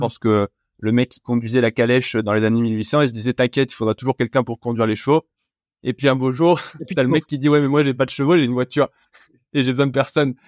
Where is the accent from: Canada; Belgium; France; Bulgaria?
France; je suis français